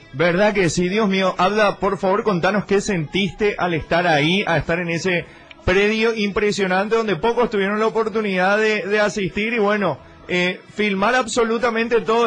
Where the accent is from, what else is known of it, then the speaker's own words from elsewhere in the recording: Paraguay; nuestro país